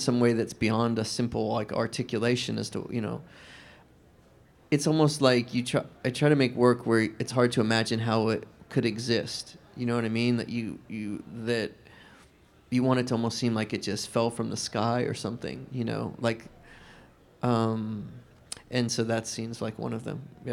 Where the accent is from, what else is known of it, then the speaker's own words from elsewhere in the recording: the South, United States; I grew up in the South, and I still live there now